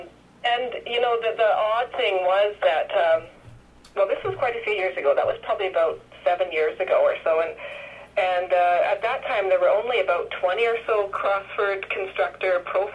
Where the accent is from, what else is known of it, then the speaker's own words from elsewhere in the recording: Canada; And I guess, well, I play hockey, of course, being a Canadian.